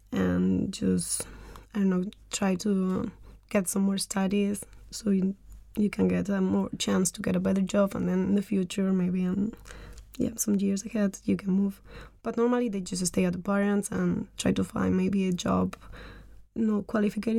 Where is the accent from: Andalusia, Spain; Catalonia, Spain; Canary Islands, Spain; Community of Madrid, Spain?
Andalusia, Spain; Almería; moved away as an adult; now in Denmark; I'm from South Spain, from Andalucía, in a really small city called Almería in the southeast of Spain